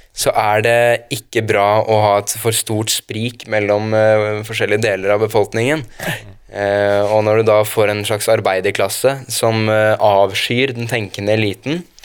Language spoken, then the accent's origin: Norwegian; Oslo, Norway; Jeg er fra Oslo øst